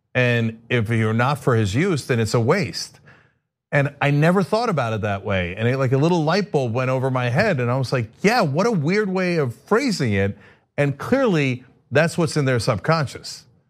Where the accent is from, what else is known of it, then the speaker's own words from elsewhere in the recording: Turkey; moved away; I'm from Turkey